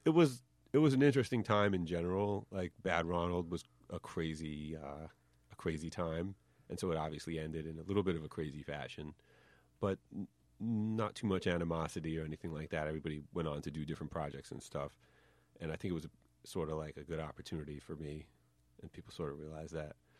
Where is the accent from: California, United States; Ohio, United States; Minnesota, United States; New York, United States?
New York, United States; White Plains; accent: New York; I grew up in New York, but in, like, White Plains.